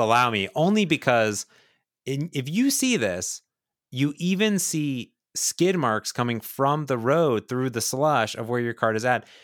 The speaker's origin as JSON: {"language": "English", "region": "Ohio", "country": "United States", "tie": "born or raised there", "said": "I grew up in Ohio"}